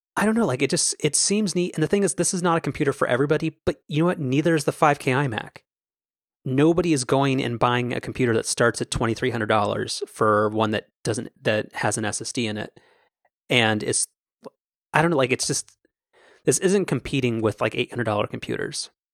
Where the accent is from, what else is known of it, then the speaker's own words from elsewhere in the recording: United States; I'm an American